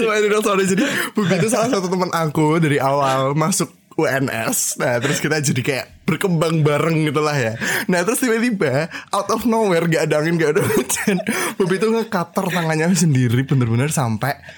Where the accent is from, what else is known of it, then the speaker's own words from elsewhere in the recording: Java, Indonesia; aku orang Jawa